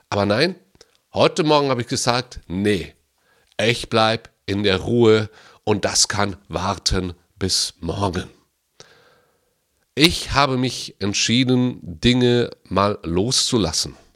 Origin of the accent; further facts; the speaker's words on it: Baden-Württemberg, Germany; Ich bin in Baden-Württemberg groß geworden und da heißt es Schaffe, Schaffe, Häuslebauer.